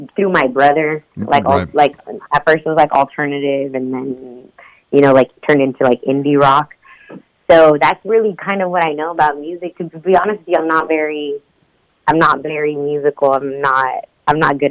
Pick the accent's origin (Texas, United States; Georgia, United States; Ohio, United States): Texas, United States; Houston; I was born and raised in Houston, Texas.